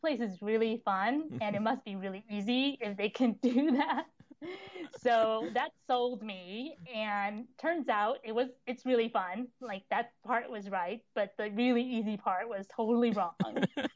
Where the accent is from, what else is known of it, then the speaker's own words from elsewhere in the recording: Long Island, New York, United States; moved away as an adult; also born or lived in Texas; I grew up in Long Island, going to public school